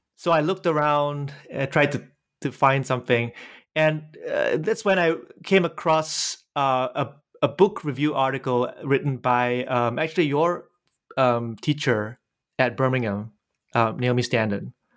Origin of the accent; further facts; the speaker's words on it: Singapore; moved away; I was born in Singapore.